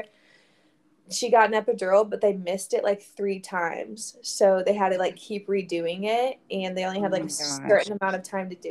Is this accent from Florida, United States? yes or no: yes; Florida, United States; moved away as an adult; now in Virginia Beach, United States; I was raised in Florida